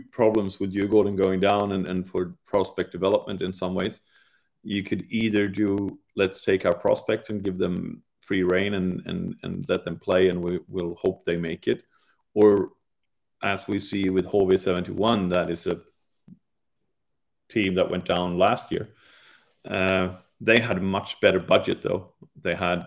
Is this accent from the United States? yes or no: no; England, United Kingdom; being English and Europeans